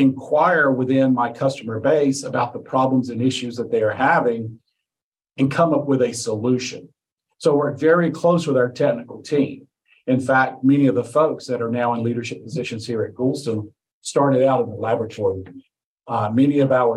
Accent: Mount Airy, North Carolina, United States; I was born in Mount Airy, North Carolina

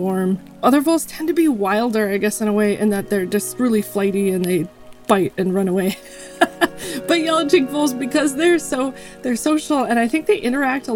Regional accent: Colorado, United States; now in Yukon River village, United States; I grew up in Colorado in the mountains and spent most of my childhood outdoors whenever I could be.

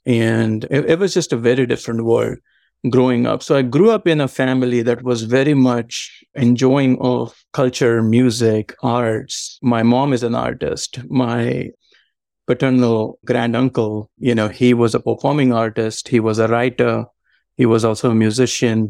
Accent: Mumbai, Maharashtra, India; moved away as an adult; also born or lived in Savannah, Georgia, United States; now in Georgia, United States; I was born and raised in Mumbai, in a suburb of Mumbai called Villaparle.

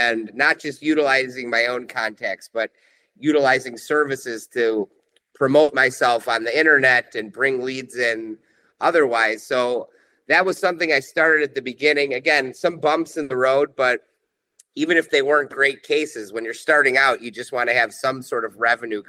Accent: Chicago, Illinois, United States; growing up in Chicago

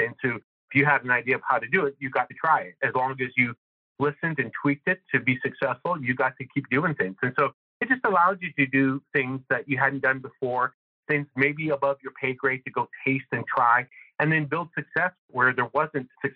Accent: Northern Canada, Canada; moved away; I'm originally from Northern Canada.

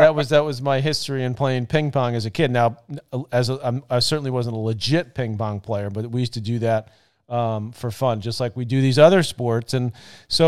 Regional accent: New York City, New York, United States; we grew up in Douglaston in Queens

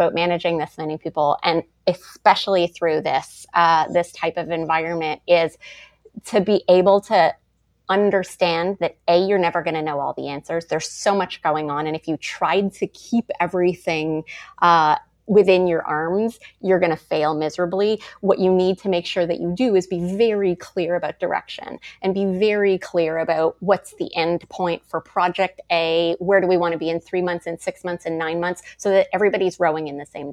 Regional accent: Montreal, Quebec, Canada; moved away as an adult; also born or lived in Toronto; I moved to Toronto from Montreal at 19 to go to acting school

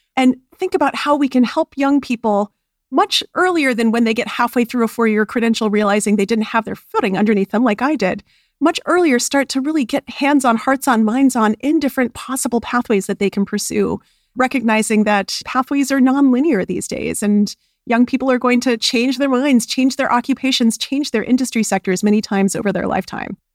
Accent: Albuquerque, New Mexico, United States; I was raised in Albuquerque, New Mexico

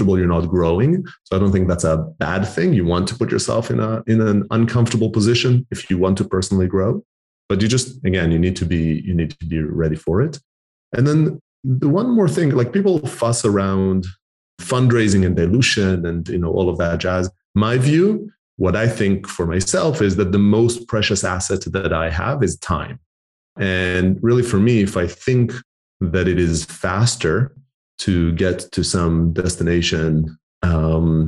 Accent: Israel; moved away as an adult; also born or lived in Canada / Argentina (heritage); now in United Kingdom; I'm Argentinian heritage, born and raised in Israel, lived a decade in Canada, and now live in the UK

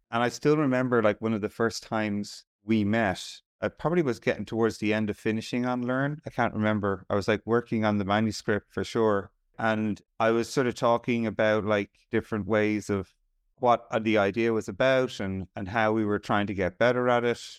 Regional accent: Ireland; I'm Irish

